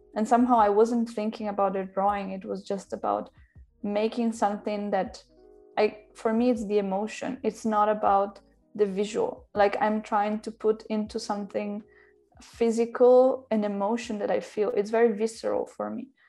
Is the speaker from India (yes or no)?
no; Italy; moved away as an adult; also born or lived in Milan, Italy / Berlin, Germany / London, United Kingdom / Mexico City, Mexico; now in Paris, France; I'm half Italian and half Slovak. And I grew up in Italy, I studied there, I studied in Milano.